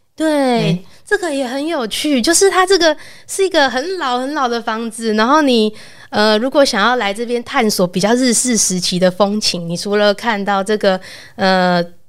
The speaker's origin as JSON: {"language": "Chinese", "region": "Taipei", "country": "Taiwan", "tie": "born or raised there", "said": "我小时候就住在长春路附近"}